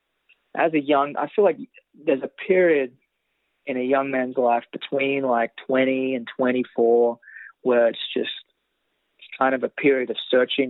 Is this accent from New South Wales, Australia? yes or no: yes; Tamagog, New South Wales, Australia; moved away as an adult; now in Nashville, United States; I'm from Temagog. I'm not from Sydney